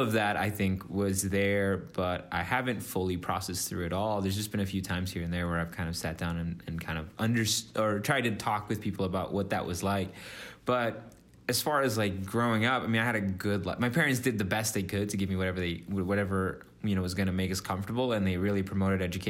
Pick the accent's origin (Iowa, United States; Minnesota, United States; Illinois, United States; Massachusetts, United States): Minnesota, United States; also born or lived in Dallas, Texas / Mexico; And then we moved up to Minnesota